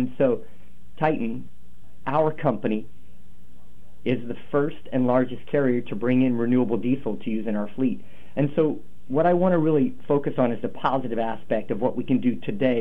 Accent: Portland, Oregon, United States; I'm from North Portland. I'm from the poorest neighborhood in North Portland.

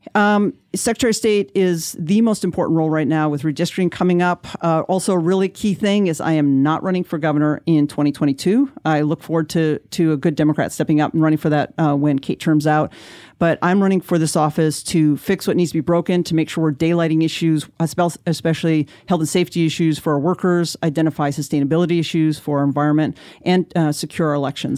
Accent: Ashland, Oregon, United States; down in Ashland, which is actually my hometown

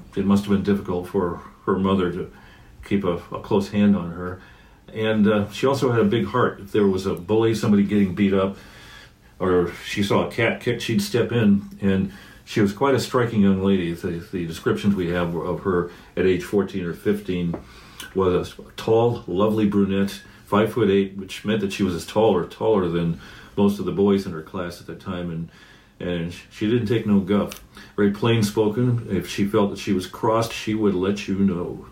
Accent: Portland, Oregon, United States; my hometown of Portland, Oregon

